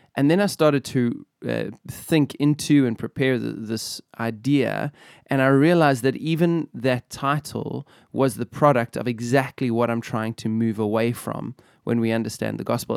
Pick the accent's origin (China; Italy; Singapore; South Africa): South Africa; Benoni, Gauteng; I come from Benoni.